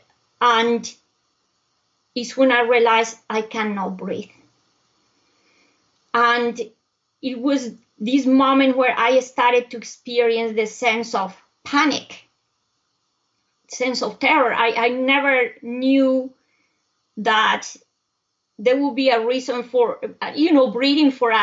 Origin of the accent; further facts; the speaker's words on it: Bogota, Colombia; also born or lived in Europe; now in United States; I was born in Bogota, Colombia, I come from a hot weather country. But Bogota is located high up in the Andes